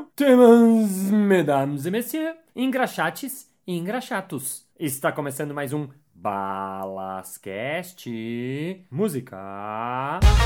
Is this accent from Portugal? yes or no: no; Brazil; accent: Brazilian Portuguese; o meu português brasileiro